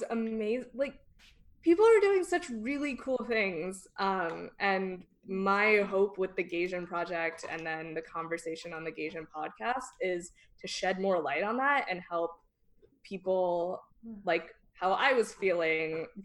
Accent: Redding, California, United States; I also grew up in this tiny conservative small town in Northern California called Redding

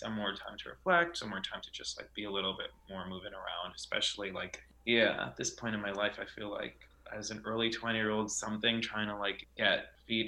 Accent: New York City, New York, United States; also born or lived in Los Angeles; I grew up, born and raised in Brooklyn, and I am currently staying in Los Angeles for a few months.

